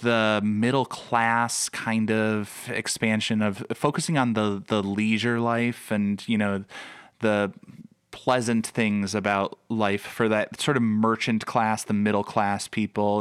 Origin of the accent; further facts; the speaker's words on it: Chicago, Illinois, United States; I grew up in the Chicago area.